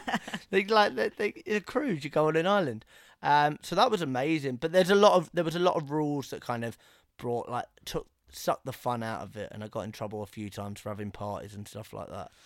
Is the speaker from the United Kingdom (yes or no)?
yes; England, United Kingdom; growing up in England